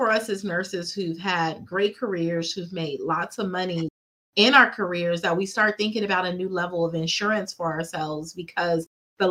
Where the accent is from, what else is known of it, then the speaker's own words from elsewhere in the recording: Fresno, California, United States; I grew up here in Fresno. I'm from Fresno.